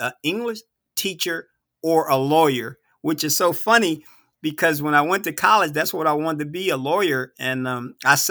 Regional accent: Warrensville Heights, Ohio, United States; I came from Warrensville

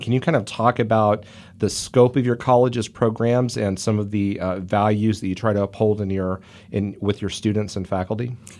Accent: Kansas, United States; now in Ohio, United States; My home state of Kansas

